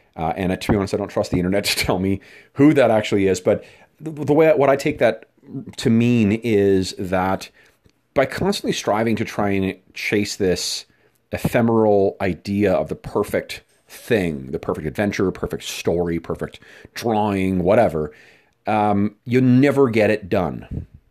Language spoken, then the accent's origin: English; Winnipeg, Manitoba, Canada; my hometown uh, of Winnipeg, Manitoba, Canada